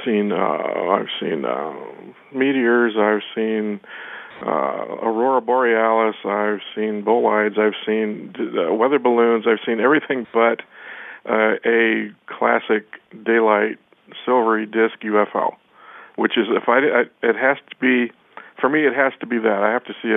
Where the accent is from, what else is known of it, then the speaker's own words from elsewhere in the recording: Ohio, United States; moved away as an adult; now in Tucson, United States; Originally, I was from Ohio. And, you know, the Tucson, the southwestern Arizona landscape, was like I had been, you know, transported into an alien world. It was so radically different from what I'd grown up with in the Midwest